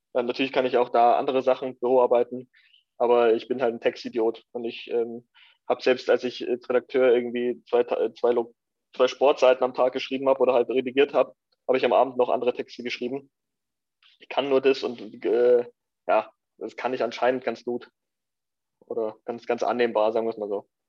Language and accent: German; Lenting, Bavaria, Germany; also born or lived in Ingolstadt / Eichstätt district; bin in Lenting groß geworden